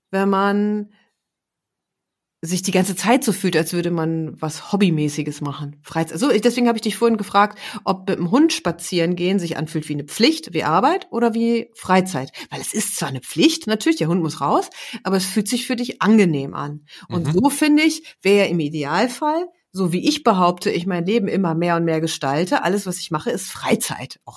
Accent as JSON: {"language": "German", "region": "West Germany", "country": "Germany", "tie": "born there", "said": "Ich wie gesagt, ich bin ja auch im Westen geboren"}